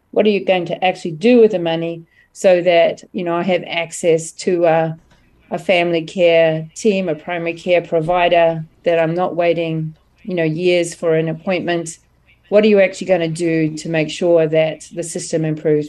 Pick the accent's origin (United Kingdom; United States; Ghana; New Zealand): New Zealand; moved away; I'm originally from New Zealand